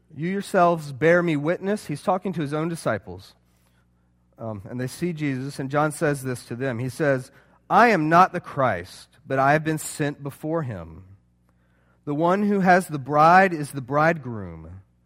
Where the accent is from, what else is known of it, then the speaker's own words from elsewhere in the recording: Charleston, United States; I'm from Charleston.